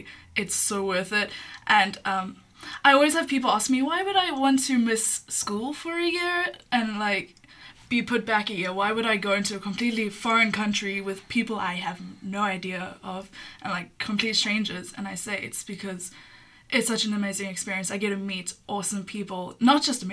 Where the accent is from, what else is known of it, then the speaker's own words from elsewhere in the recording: South Africa; I'm from South Africa